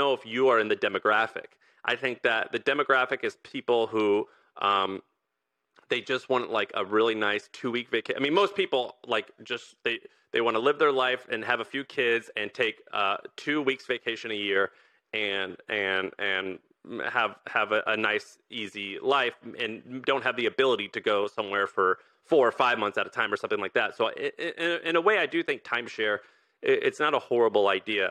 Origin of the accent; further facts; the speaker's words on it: Missouri, United States; I grew up in Missouri